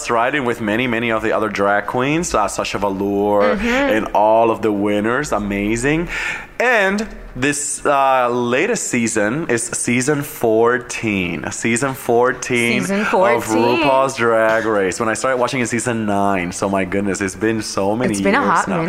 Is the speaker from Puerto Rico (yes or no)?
yes; Cataño, Puerto Rico; moved away; my hometown of Cataño, Puerto Rico.